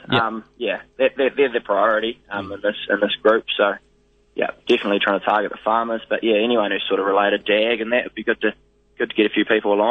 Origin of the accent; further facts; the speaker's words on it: Blackmount, Southland, New Zealand; now in Invercargill, New Zealand; No, from a farming background, yeah. Off a farm out in Blackmount, so yeah, sheep and beef place out there.